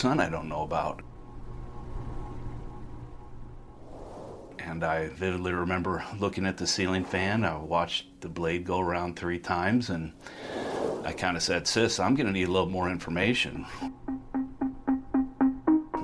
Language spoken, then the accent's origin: English; Council Bluffs, Iowa, United States; moved away as an adult; I was born in Council Bluffs, Iowa, raised good Midwestern values